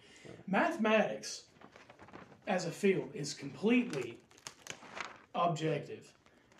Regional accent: bordering Tennessee, southwestern Virginia, United States; moved away as an adult; now in Lynchburg, United States; I come from the southwestern part of the state, bordering Tennessee. I come from a small county and an even smaller town.

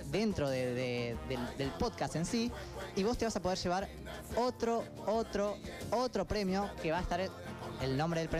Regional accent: Salta, Argentina; Vengo eh, de Salta. Tierra de mate seviro. Vengo de Salta, compadre. Tierra donde todos son conocidos. Vengo de Salta, compadre.

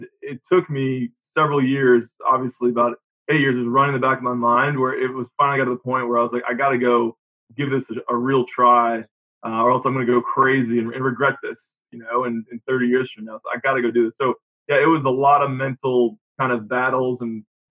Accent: Rhode Island, United States; also born or lived in Jacksonville, Florida; now in Northern Kentucky, United States; I'm from Rhode Island

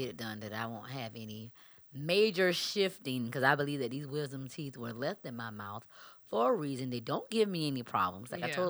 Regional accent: South Carolina, United States; But I'm from South Carolina. I can't hardly speak.

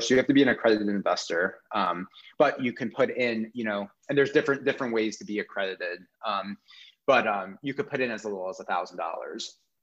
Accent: New York, United States; I'm from New York

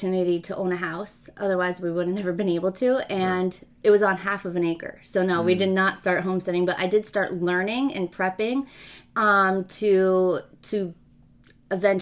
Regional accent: West Milford, New Jersey, United States; also born or lived in Ridgewood, New Jersey; I was born in Ridgewood, New Jersey, and I grew up in a town called West Milford

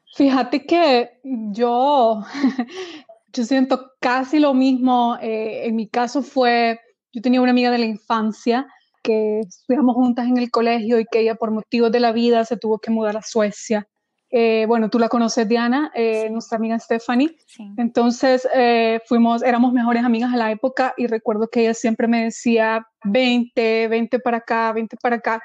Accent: El Salvador; moved away as an adult; now in Sweden; mi país, en este caso El Salvador

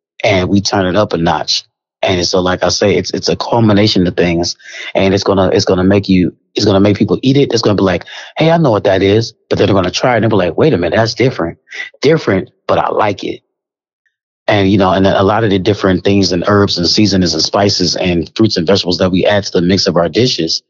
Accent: Kansas City, Missouri, United States; I'm from Kansas City

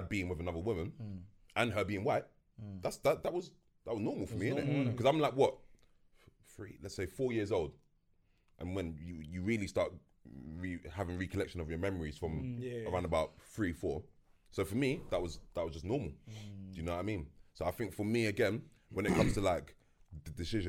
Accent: Enfield, London, United Kingdom; growing up in Enfield

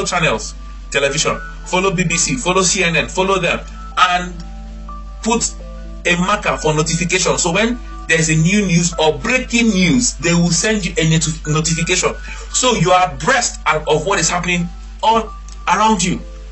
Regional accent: Nigeria; moved away; growing up in Nigeria, my primary school, they used to do what they call quantitative aptitude

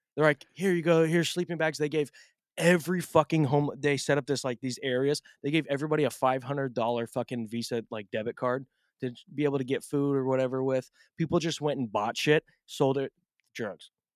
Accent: Portland, Oregon, United States; I'm from Portland

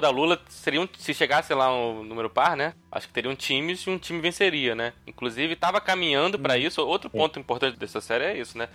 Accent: Niterói, Rio de Janeiro, Brazil; now in Rio de Janeiro, Brazil; Sou de Niterói, na verdade. Moro aqui no Rio, mas sou de Niterói.

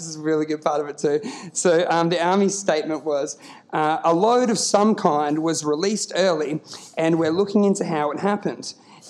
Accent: Queensland, Australia; I grew up in Queensland

